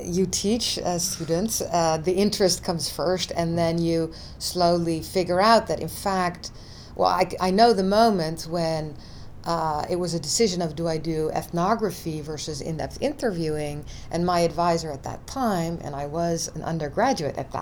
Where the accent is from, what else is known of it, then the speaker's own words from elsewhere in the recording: Netherlands; moved away; also born or lived in United States; I was born in the US, but I grew up in the Netherlands.